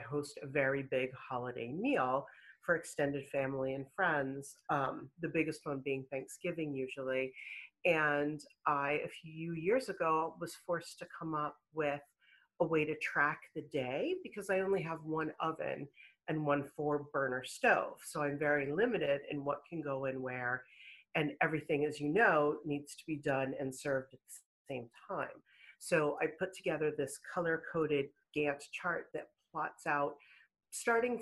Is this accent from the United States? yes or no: yes; Pittsburgh, Pennsylvania, United States; now in Weston, United States; I grew up in Pittsburgh, Pennsylvania